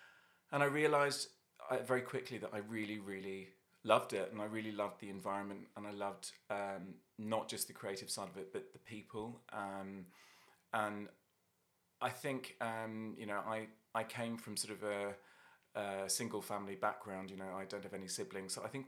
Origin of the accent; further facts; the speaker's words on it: London, United Kingdom; also born or lived in Dublin, Ireland / Australia; now in -; I'm originally from Dublin, but I grew up in London sort of from the age of about 7 or 8. And then I also lived in Australia, so I ended up there for 6 years in my 20s and came back with a bit of a mixed weird accent.